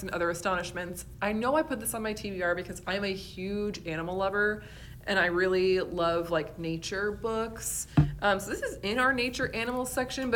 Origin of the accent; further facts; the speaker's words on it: Western New York, United States; moved away; I'm originally from Western New York